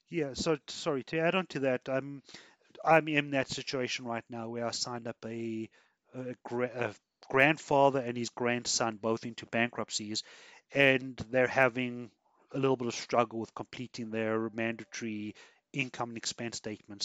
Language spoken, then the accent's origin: English; South Africa; now in Canada; I come from South Africa